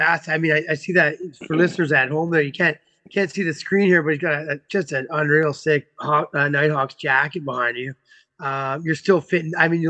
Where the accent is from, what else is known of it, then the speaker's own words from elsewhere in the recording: Vancouver Island, British Columbia, Canada; I'm from Vancouver Island